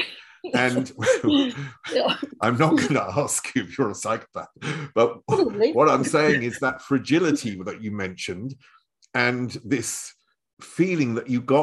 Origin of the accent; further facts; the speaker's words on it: Chelmsford, East of England, United Kingdom; now in Germany; I was brought up in Chelmsford, which is the other side of London.